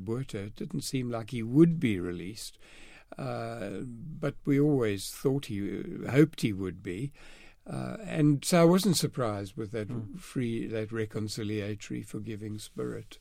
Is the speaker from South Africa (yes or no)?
yes; East London, Eastern Cape, South Africa; also born or lived in Southgate, London, United Kingdom; I was born in Southgate, North London, and grew up in East London, South Africa